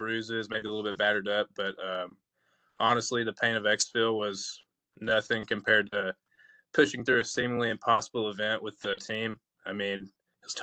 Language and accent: English; LaFayette, Georgia, United States; moved away as an adult; also born or lived in Hawaii; I grew up in a small town, Lafayette, Georgia.